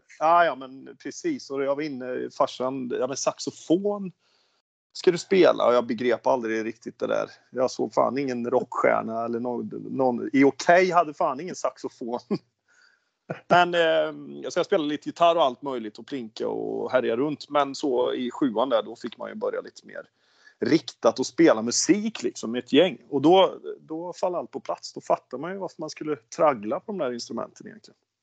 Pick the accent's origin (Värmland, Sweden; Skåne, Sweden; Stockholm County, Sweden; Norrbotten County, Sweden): Värmland, Sweden; accent: Värmlandsnorsk västgöte; moved away as an adult; also born or lived in Oslo, Norway; now in Ulricehamn, Sweden; born and bred värmlänning, östvärmlänning med eh, anor från väst, Torsby, så jag är riktigt rotad i Värmland.